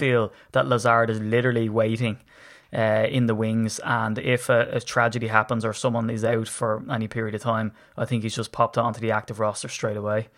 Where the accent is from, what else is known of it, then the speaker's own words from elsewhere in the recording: Ireland; I'm Irish